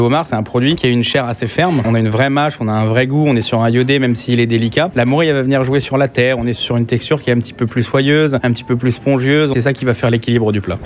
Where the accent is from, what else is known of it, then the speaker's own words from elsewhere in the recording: Brittany, France; moved away; je suis originaire de Bretagne